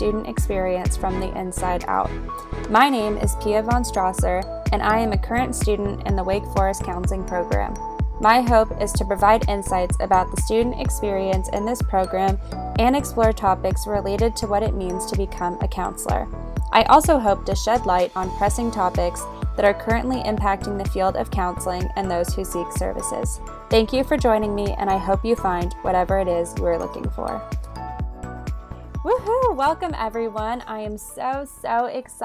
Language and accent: English; California, United States; moved away as an adult; now in North Carolina, United States; I am originally from California.